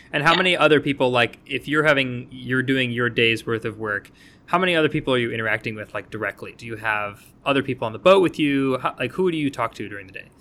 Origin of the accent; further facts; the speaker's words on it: New England, United States; I am from New England